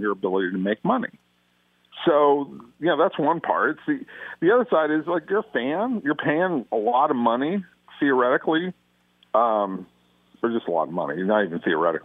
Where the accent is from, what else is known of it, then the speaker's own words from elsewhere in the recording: Los Angeles, California, United States; accent: Valley; I grew up in the San Fernando Valley, and I grew up with so many Valley boys, or Valley dudes, as we used to call ourselves.